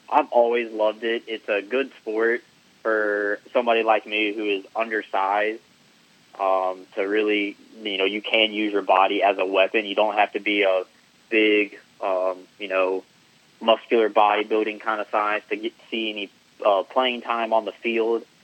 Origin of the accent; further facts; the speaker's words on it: Wake Forest, North Carolina, United States; I lived in Wake Forest my entire life until I went to college um, at ECU.